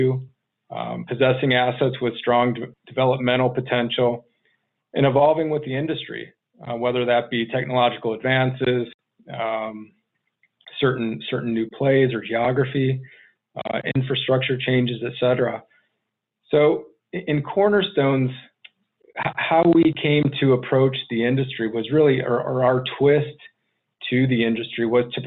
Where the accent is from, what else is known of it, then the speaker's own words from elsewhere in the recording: Chicago, Illinois, United States; moved away as an adult; also born or lived in Arizona; I grew up just outside of Chicago, joined the Air Force immediately after high school